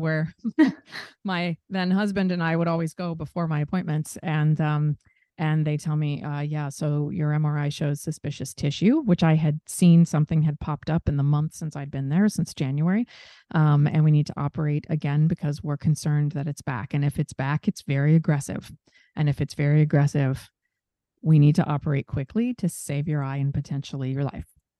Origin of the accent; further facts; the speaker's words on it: Seattle, Washington, United States; moved away as an adult; also born or lived in New York; my hometown of Seattle